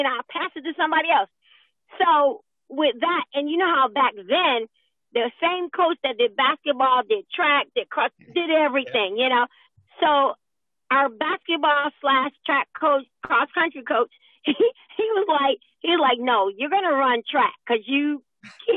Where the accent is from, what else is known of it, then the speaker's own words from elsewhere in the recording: upstate New York, United States; moved away as an adult; now in Georgia, United States; I grew up in upstate New York